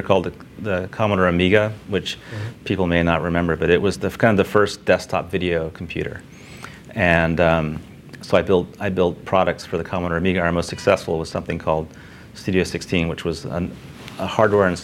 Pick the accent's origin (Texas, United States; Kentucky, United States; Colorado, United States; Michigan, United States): Texas, United States; Houston; I went to Texas A&M and I grew up in Houston